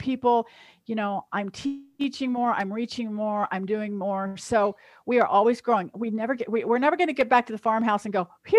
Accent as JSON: {"language": "English", "region": "Kansas", "country": "United States", "said": "I'm from Kansas"}